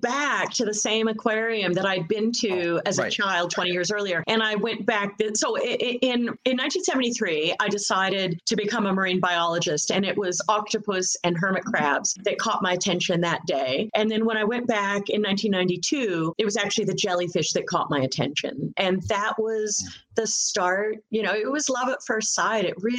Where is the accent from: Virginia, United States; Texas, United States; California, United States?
California, United States; Valley of Enchantment; moved away as an adult; also born or lived in Palm Springs, California; now in Tasmania, Australia; Yeah, born and raised in California. You know, born in Palm Springs, raised in a little town outside of LA called Valley of Enchantment. Yes, it's true. I was raised in Valley of Enchantment.